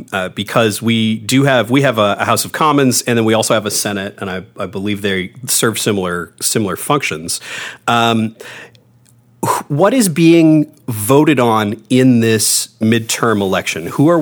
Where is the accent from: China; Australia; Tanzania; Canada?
Canada; as a Canadian, the idea of a midterm election is just completely foreign to me.